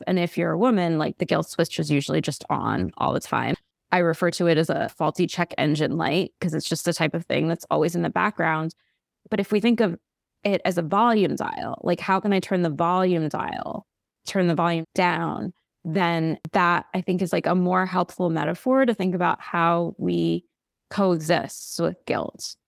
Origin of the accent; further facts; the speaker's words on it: United States; we're American